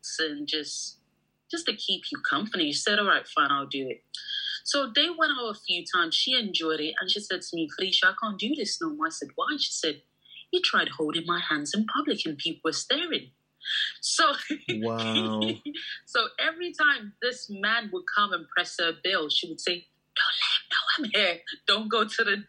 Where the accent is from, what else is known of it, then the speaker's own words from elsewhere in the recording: Nigeria; I'm Nigerian